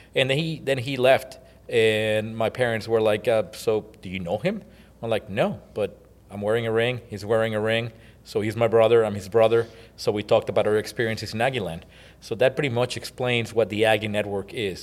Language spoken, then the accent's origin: English; Mexico; moved away as an adult; also born or lived in College Station, Texas; now in United States; I was born and raised in Mexico